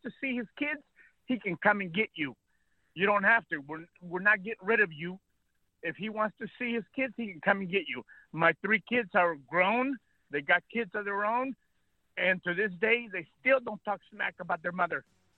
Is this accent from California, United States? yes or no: yes; California, United States; also born or lived in Mexico; I was born in Mexico. I was raised here in California, thank goodness.